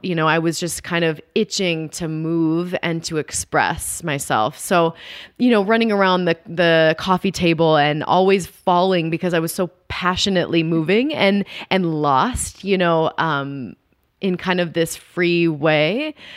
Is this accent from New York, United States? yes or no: no; Dallas, Texas, United States; growing up in Dallas